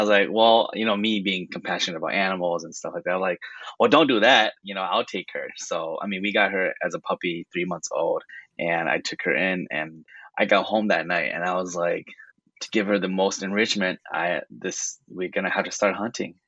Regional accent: California, United States; moved away; I was born in California

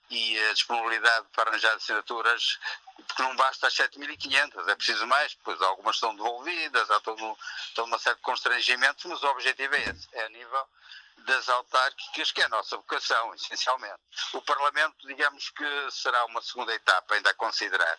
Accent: Maia, Porto District, Portugal; na Maia, que é a minha terra

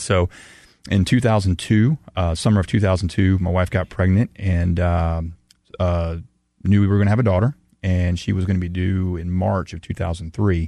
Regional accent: the South, United States; growing up in the South

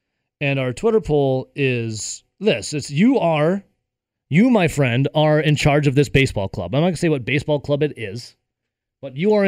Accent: Dodgeville, Wisconsin, United States; I am originally an Iowa County resident, as growing up in Dodgeville.

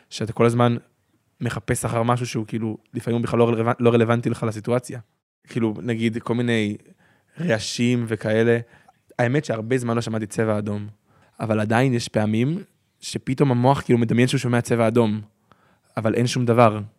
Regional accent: Nirim, Southern District, Israel; אני מקיבוץ נירים

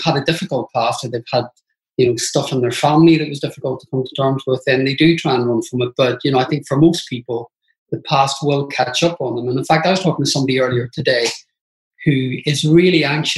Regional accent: Belfast, Northern Ireland, United Kingdom; I grew up in Belfast and it was a really tough time to grow up in Northern Ireland

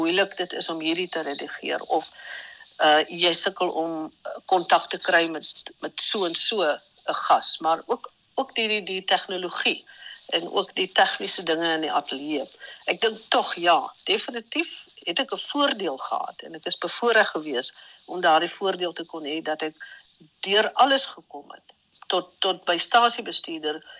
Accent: Vredendal, Western Cape, South Africa; Gebore en getoe in Vredendal, so op die kant van Namakoland

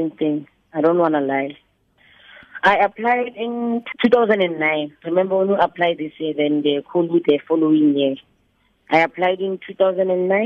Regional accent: Mabopane, Gauteng, South Africa; I was born in Mabopane, Winterfeld in 1984, May the 18th

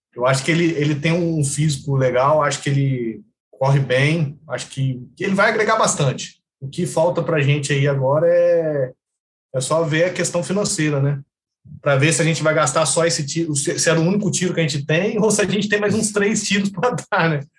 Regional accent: Três Corações, Minas Gerais, Brazil; moved away as an adult; also born or lived in Brasília / Goiânia / Maringá; now in Macaé, Brazil; eu sou de Minas, sou de Três Corações, sul de Minas, né? A cidade do, do Pelé lá, né? Eu nasci lá e depois eu me formei e fui trabalhar

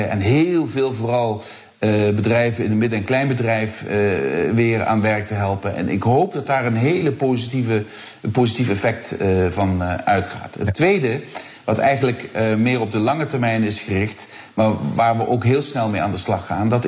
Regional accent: Heerlen, Limburg, Netherlands; Als ik aan mijn eigen regio eh, denk. Eh, ja, uh, Heerlen, Kerkrade, Brunsum

